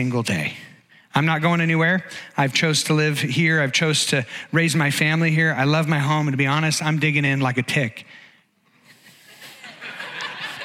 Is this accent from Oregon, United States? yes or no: yes; Oregon, United States; also born or lived in Eugene, Oregon / Portland, Oregon / Bend, Oregon; I was born and raised in Oregon. Oregon is my home state.